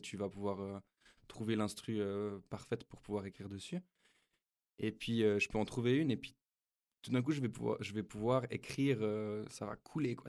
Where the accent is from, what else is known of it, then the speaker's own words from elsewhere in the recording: Switzerland; chez nous en Suisse